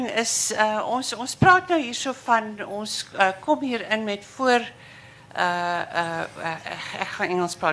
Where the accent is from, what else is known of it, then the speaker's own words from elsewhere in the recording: United States; Afrikaans is a second language; now in Stellenbosch, South Africa; ek is 'n Amerikaner en ek bly nou hierso.